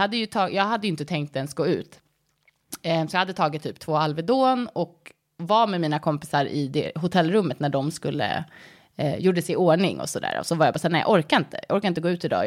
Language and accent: Swedish; Stockholm, Stockholm County, Sweden; also born or lived in United States; jag kommer från Stockholm. Jag är uppvuxen här